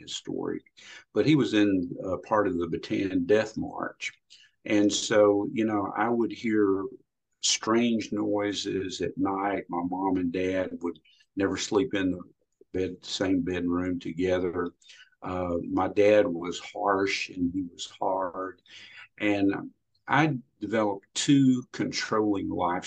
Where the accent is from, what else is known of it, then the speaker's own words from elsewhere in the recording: Louisiana, United States; I grew up in Louisiana in a very rural area